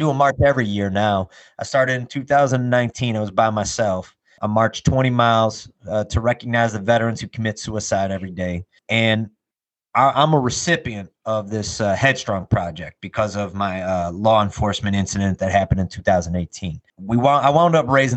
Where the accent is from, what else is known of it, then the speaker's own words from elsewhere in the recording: south of Chicago, Illinois, United States; here in my hometown that I'm living in now, right south of Chicago in Illinois